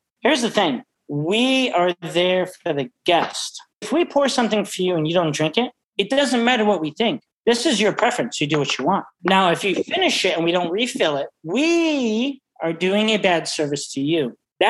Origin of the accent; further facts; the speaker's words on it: Chicago, Illinois, United States; now in San Francisco, United States; Chicago because I'm from Chicago. Even though I'm living in San Francisco, I'm a big wine guy in San Francisco.